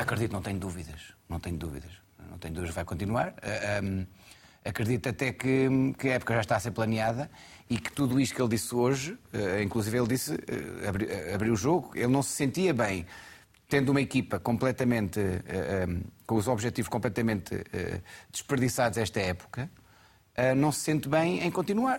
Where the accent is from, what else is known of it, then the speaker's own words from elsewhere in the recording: Alcobaça, Centro, Portugal; eu não sou de uma grande cidade, sou de Alcobaça